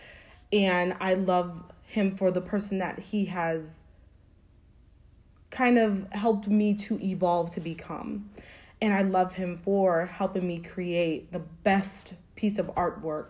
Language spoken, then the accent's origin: English; Springfield, Massachusetts, United States; I grew up in Springfield, Massachusetts. I was born and raised there